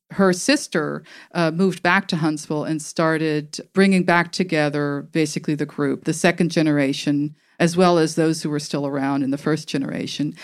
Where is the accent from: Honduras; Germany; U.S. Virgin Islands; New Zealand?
Germany; moved away; also born or lived in Tuscaloosa, Alabama, United States; So I grew up in Germany.